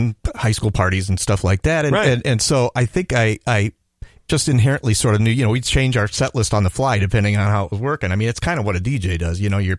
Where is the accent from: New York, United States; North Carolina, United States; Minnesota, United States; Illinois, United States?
Minnesota, United States; Wayzata; also born or lived in Toledo, Ohio; I am born in Ohio, Toledo, Ohio, but okay. I grew up in Wayzata.